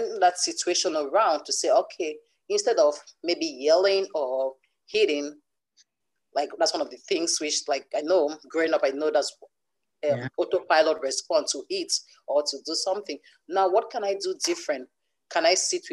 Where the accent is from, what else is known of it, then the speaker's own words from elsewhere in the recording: Cameroon; now in Canada; currently I live in Canada, but I grew up in Cameroon.